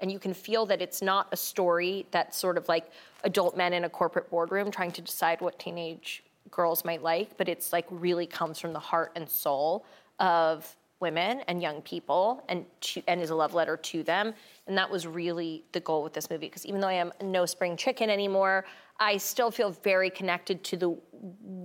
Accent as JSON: {"language": "English", "town": "New York City", "region": "New York", "country": "United States", "said": "I'm from Brooklyn"}